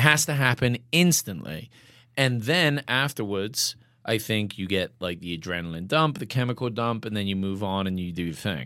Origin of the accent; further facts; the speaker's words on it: England, United Kingdom; now in Bozeman, United States; I'm English